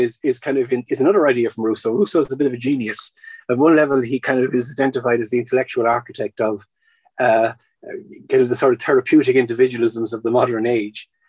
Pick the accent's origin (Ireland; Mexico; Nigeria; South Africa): Ireland; moved away as an adult; for the last 20 years living in Ireland, then before that abroad, and then before that growing up in Ireland.